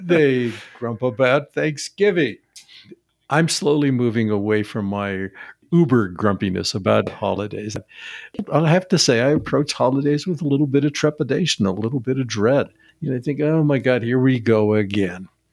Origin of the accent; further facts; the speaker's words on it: Seattle, Washington, United States; I grew up in Seattle, where the likelihood of snow was pretty low